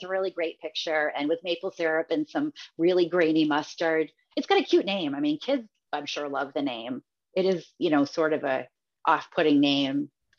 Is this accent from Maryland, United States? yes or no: no; Massachusetts, United States; And growing up in Massachusetts, my grandmother always had it.